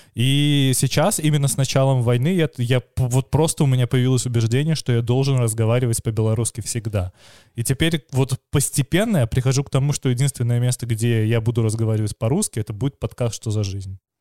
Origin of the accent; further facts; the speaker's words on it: Belarus; как белорусы мы хорошо понимаем украинский